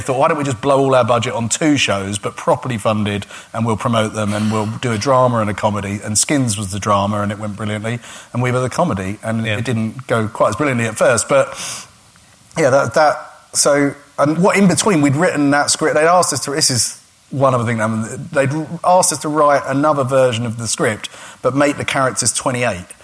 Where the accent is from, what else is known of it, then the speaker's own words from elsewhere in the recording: Gravesend, South East England, United Kingdom; I grew up in a town called Gravesend, which is a river town, and it's quite deprived